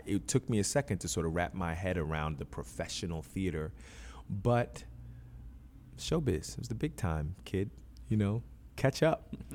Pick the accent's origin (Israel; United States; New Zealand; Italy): United States; Philadelphia, Pennsylvania; also born or lived in New York; I was born in New York, raised in Philadelphia.